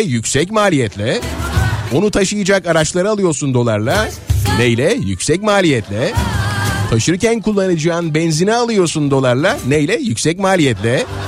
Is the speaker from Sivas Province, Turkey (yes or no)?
no; Nazilli, Aydın, Turkey; çocukluğumda e, Nazilli Ovası e, bembeyaz olurdu. Pamuk çok verimli bizim oralarda Nazilli'de